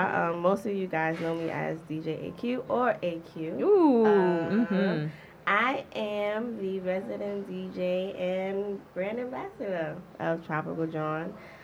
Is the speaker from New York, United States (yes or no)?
yes; New York, United States; I was born here, raised here. I am South African, half South African, and half West African from Guinea.